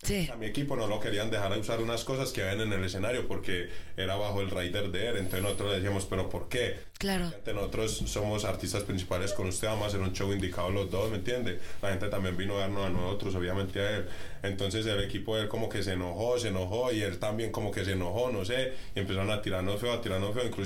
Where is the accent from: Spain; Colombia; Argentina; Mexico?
Colombia; en mi tierra, en Colombia